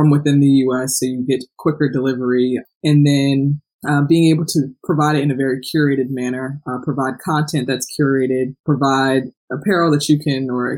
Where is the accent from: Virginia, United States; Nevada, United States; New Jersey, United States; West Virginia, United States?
New Jersey, United States; South Orange; I'm from a very small town in New Jersey called South Orange